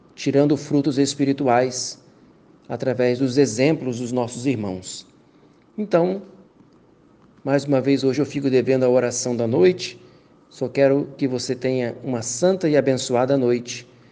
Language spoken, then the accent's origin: Portuguese; Bom Jesus, Brazil; moved away; Estou em Bom Jesus, na minha cidade natal